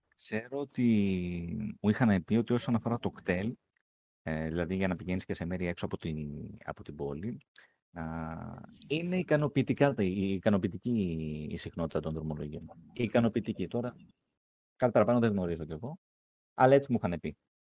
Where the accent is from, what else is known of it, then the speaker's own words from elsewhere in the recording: Athens, Attica, Greece; Εγώ είμαι από Αθήνα, αλλά η μητέρα μου είναι από Καλαμάτα